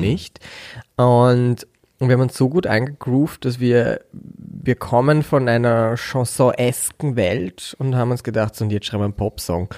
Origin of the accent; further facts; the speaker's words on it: Bad Mitterndorf, Styria, Austria; also born or lived in Upper Austria; geboren bin ich in Oberösterreich und als, wir, als ich vier Jahre alt war, mein Bruder fünf, sind meine Eltern von Oberösterreich in die Steiermark gezogen und quasi bin ich ja Steirer, wenn man so möchte, weil da bin ich mhm. aufgewachsen